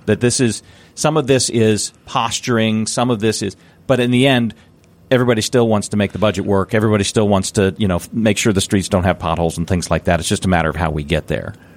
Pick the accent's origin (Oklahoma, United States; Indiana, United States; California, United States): Indiana, United States; doing this in my hometown